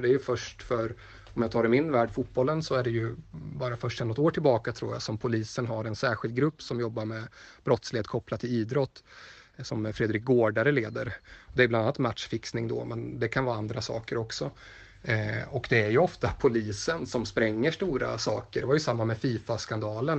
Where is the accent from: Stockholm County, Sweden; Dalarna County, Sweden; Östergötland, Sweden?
Östergötland, Sweden; Motala; moved away; also born or lived in Gothenburg; Jag kommer från Motala